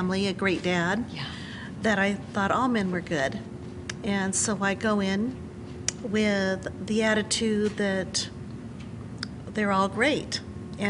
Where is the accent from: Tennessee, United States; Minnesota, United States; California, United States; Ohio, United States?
California, United States; Orange County; I was born and raised in Orange County, California.